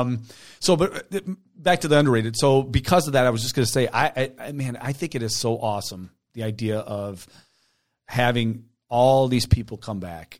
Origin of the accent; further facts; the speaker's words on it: Taylor, United States; moved away; I grew up in Taylor.